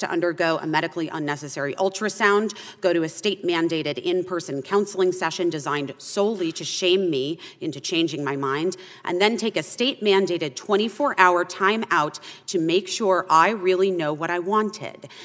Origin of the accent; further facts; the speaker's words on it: Arizona, United States; my home state of Arizona